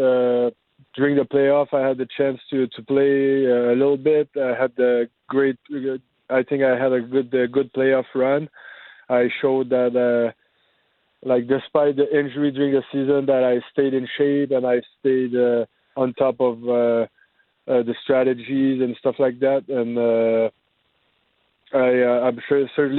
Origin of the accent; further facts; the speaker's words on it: Dolbeau-Mistassini, Quebec, Canada; moved away as an adult; now in Winnipeg, Canada; in my hometown